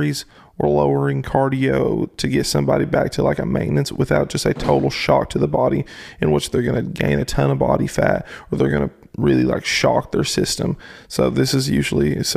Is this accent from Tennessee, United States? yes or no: yes; Tennessee, United States; moved away; somebody that I grew up with in Tennessee